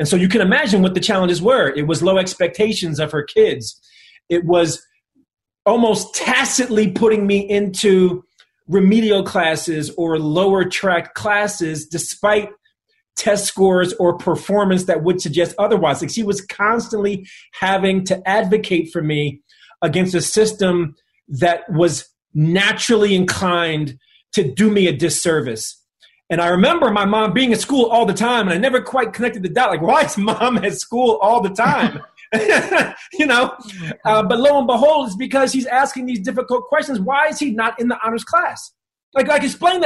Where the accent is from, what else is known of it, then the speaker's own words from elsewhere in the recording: East Windsor, New Jersey, United States; also born or lived in Philadelphia, Pennsylvania; I was born in Philadelphia, but at a very early age, when I was one, we moved to a predominantly white suburb in New Jersey, East Windsor.